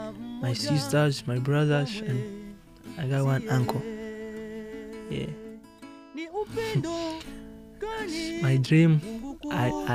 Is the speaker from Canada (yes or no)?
no; Baraka, South Kivu, DR Congo; now in New Haven, United States; I am from Congo, but the city of Congo is Baraka. That's where I am from